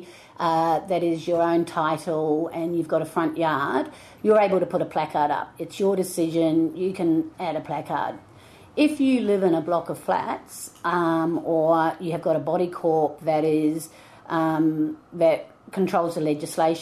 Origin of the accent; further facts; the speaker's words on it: New Zealand; now in Melbourne, Australia; I am originally from New Zealand, but I've been living in Australia and Melbourne particularly for 30 plus years.